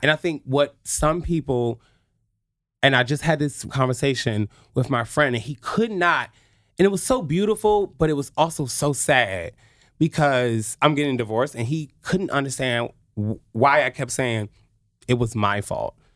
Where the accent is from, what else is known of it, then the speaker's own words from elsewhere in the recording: Oxon Hill, Maryland, United States; I went to Potomac High School in Oxon Hill, Maryland. I am a true P G County